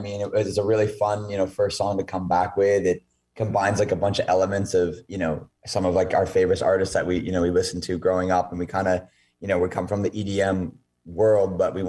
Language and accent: English; Maine, United States; I'm from Maine.